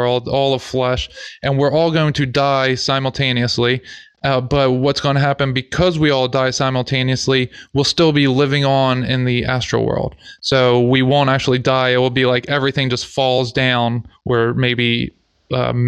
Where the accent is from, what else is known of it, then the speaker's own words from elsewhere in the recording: United States; we're from America, so we would now be called Native American